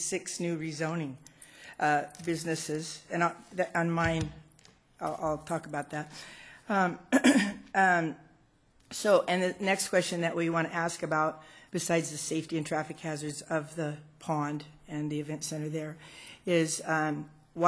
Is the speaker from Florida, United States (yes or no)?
no; Bay Area, California, United States; now in Granite Bay, United States; I'm from the Bay Area